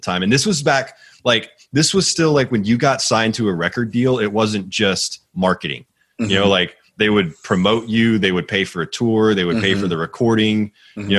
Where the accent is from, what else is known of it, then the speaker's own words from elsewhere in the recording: Houston, Texas, United States; moved away; also born or lived in Northeast United States; I grew up in Houston